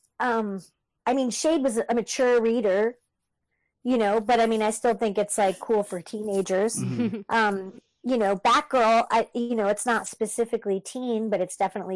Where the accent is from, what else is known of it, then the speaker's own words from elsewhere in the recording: Canada; I'm French Canadian